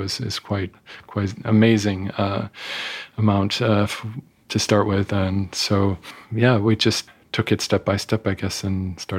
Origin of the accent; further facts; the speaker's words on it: Italy; born there; also born or lived in Germany; I was born in Italy, and my brother in France.